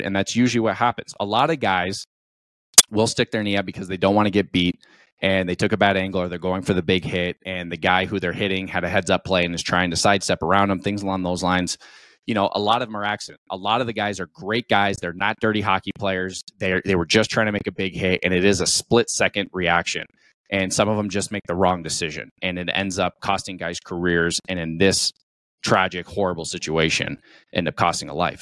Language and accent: English; Colorado, United States; born and raised in the United States. Um, I'm a Colorado kid